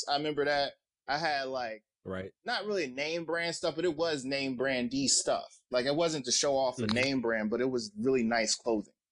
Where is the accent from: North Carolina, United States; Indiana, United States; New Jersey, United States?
New Jersey, United States; North; I'm from North New Jersey.